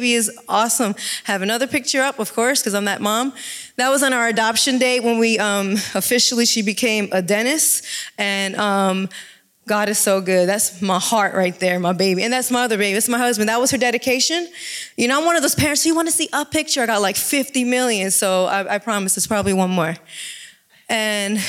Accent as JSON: {"language": "English", "region": "New Jersey", "country": "United States", "moved": "yes", "lives_now": "Jacksonville, United States", "said": "I'm originally from New Jersey and moved to Jacksonville, Texas to work in a ministry."}